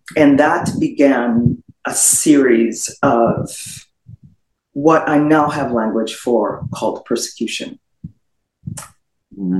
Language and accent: English; Trinidad & Tobago; moved away as an adult; also born or lived in Florida, United States; now in United States; in the Twin Island Republic of Trinidad and Tobago. I spent all of my formative years there and moved to the United States when I was just shy, just about a couple weeks shy of turning 21